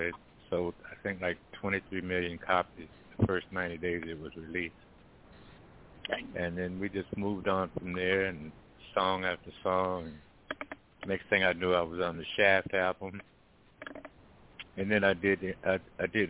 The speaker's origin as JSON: {"language": "English", "town": "Washington", "region": "District of Columbia", "country": "United States", "tie": "born or raised there", "moved": "yes", "said": "I was born and raised in Washington, D.C. It's my hometown."}